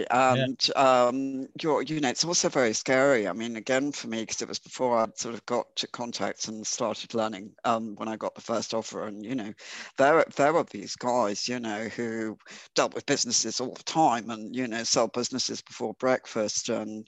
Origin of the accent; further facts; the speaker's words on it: Ireland; being Irish, and I just, you know, stay with what I know.